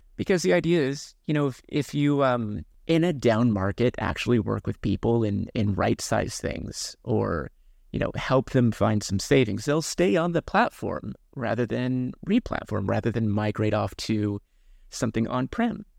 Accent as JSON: {"language": "English", "region": "Kansas", "country": "United States", "tie": "born or raised there", "moved": "yes", "lives_now": "Seattle, United States", "said": "I grew up in Kansas"}